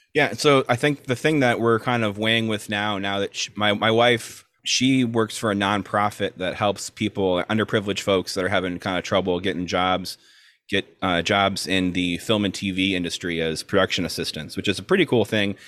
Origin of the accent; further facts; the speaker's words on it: South Florida, United States; moved away as an adult; also born or lived in Chicago, Illinois / Orlando, Florida; now in Brooklyn, United States; we are both from South Florida. I'm originally from Chicago, but moved to South Florida when I was two ish.